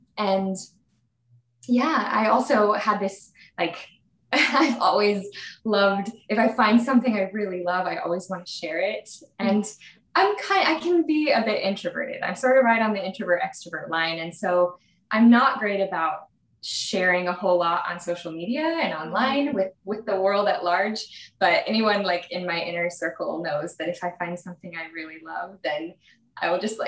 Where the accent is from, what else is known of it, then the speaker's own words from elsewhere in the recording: Salt Lake City, Utah, United States; born there; So I was actually born in Salt Lake City and I didn't grow up there.